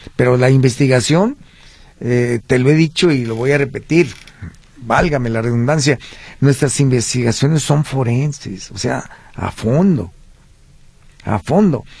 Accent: Parque de la Revolución, Jalisco, Mexico; yo mi niñez la pensé en el Parque de la Revolución

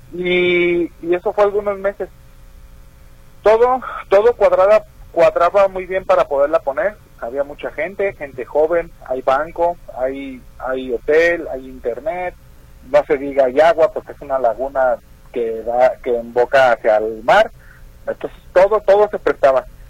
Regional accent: Jalisco, Mexico; allá de mi pueblo, allá por Tihuamo, Jalisco

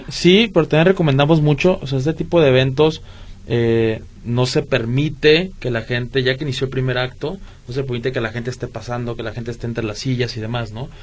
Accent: Guadalajara, Jalisco, Mexico; los que somos de Guadalajara

